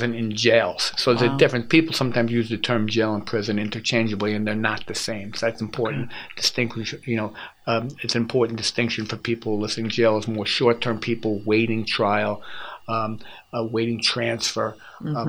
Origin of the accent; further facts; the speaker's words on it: United States; as an American